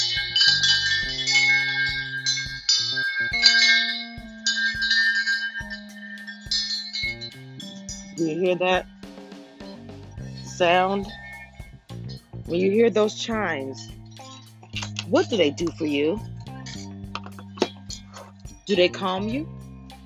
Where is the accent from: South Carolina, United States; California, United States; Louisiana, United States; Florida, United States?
Louisiana, United States; I'm a girl from Louisiana